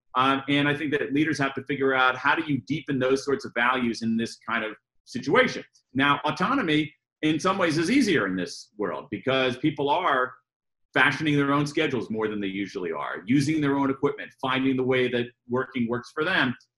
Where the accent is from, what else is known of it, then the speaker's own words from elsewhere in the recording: United States; accent: American; I'm an American, um, as, you, as you all can tell by my, my accent